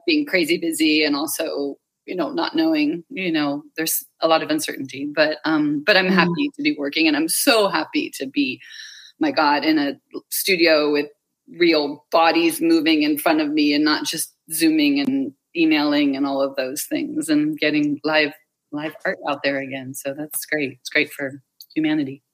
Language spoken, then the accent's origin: English; Bay Area, California, United States; moved away; my hometown in the Bay Area